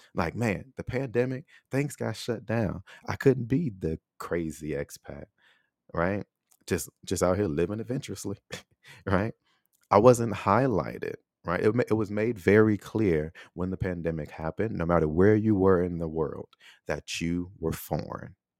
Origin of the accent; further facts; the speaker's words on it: United States; moved away as an adult; also born or lived in Taiwan; I was born in America